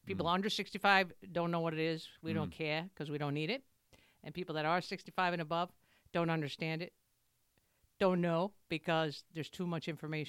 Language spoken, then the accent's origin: English; New York City, New York, United States; I'm from Brooklyn.